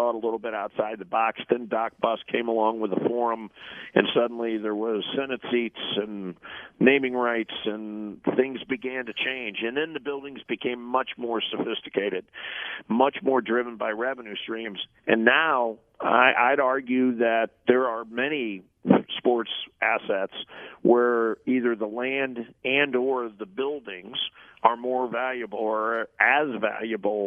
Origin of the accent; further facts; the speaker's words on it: St. Louis, Missouri, United States; Busch Stadium where I grew up in St. Louis